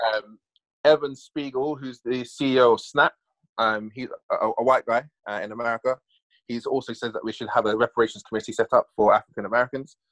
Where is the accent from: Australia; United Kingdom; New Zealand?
United Kingdom; now in Bristol, United Kingdom; this generation was born in this country to parents primarily who were born in this country we went to school in this country